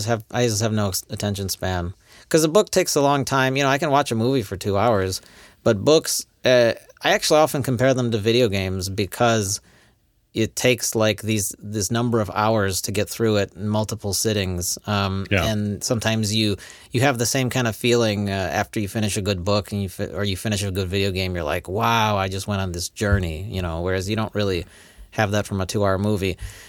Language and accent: English; Poland; English is a second language; I am from the Poland. I don't understand these books. Anyway, this English is difficult.